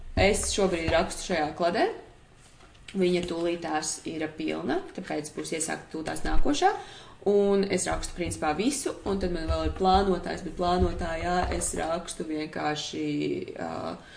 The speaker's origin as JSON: {"language": "Latvian", "country": "Latvia", "said": "mēs nākam no Latvijas foršās vidas"}